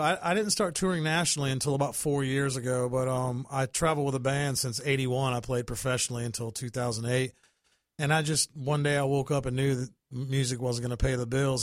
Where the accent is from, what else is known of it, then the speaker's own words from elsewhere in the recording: New Bern, North Carolina, United States; moved away as an adult; also born or lived in Tennessee; now in Florida, United States; I was born in Tennessee, but raised in North Carolina